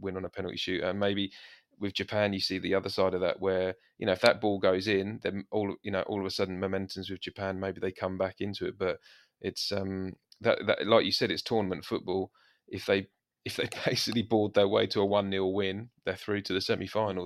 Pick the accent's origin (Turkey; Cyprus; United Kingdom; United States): United Kingdom; England; we're English